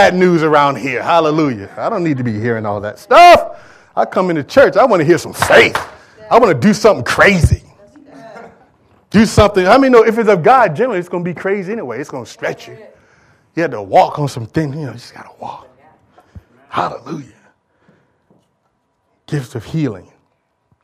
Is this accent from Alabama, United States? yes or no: no; Michigan, United States; I'm from Michigan